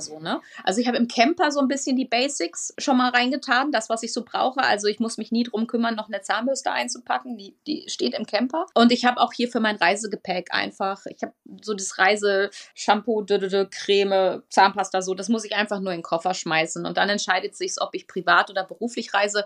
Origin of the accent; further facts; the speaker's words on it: Münsterland, North Rhine-Westphalia, Germany; eine ganz, ganz alte Traditionsfirma aus meiner Heimat, dem Münsterland